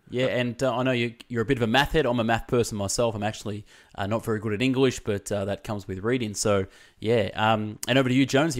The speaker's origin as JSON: {"language": "English", "town": "Melbourne", "region": "Victoria", "country": "Australia", "said": "I'm from Melbourne"}